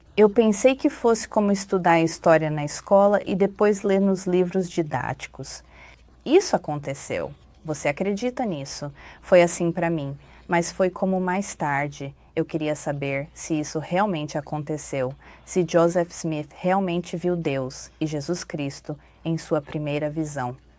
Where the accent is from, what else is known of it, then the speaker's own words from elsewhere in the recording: Taiwan; moved away as an adult; also born or lived in Texas, United States; now in United States; Eu nasci e fui criado em Taiwan e vim para a América quando tinha 22 anos para estudar